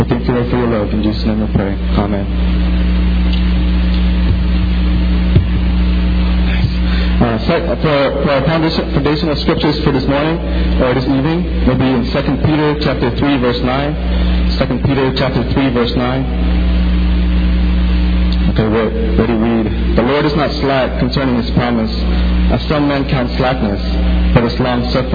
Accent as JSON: {"language": "English", "country": "Philippines", "tie": "born or raised there", "moved": "yes", "said": "when I was growing up in the Philippines"}